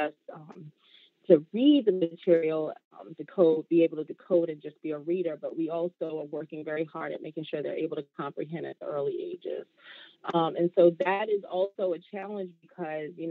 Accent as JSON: {"language": "English", "town": "Jersey City", "region": "New Jersey", "country": "United States", "tie": "born or raised there", "moved": "as an adult", "lives_now": "Maryland, United States", "said": "I am originally from Jersey City, New Jersey, where I was born and bred"}